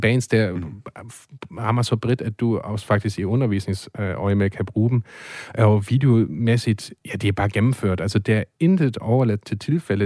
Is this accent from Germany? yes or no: yes; Germany; now in Denmark; som tysker